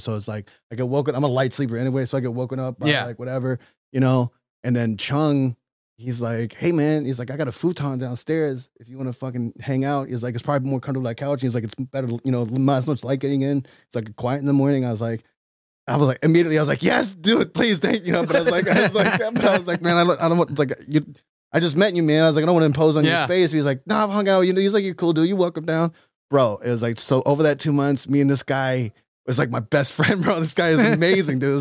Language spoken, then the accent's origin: English; right outside of D.C. in Maryland, United States; I grew up in D.C., right outside of D.C. in Maryland